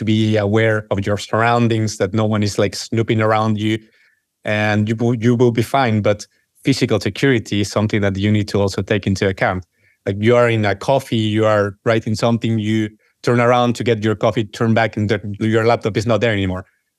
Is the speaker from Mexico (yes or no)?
yes; Mexico; moved away; I'm originally from Mexico